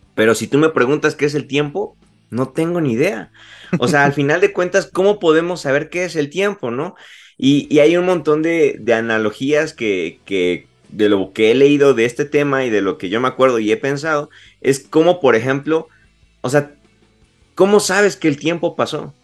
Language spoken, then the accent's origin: Spanish; Puebla, Mexico; soy de la ciudad de Puebla, estoy muy, muy a gusto aquí